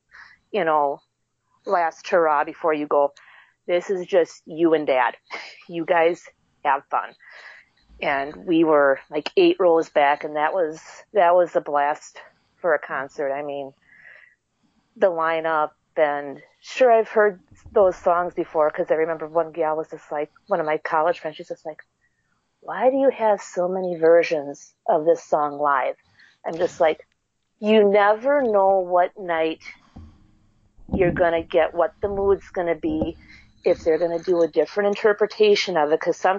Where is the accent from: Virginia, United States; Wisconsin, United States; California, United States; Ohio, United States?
Wisconsin, United States; Well, I am from Central Wisconsin, a big Doctor Who fan, big science fiction, fantasy fan.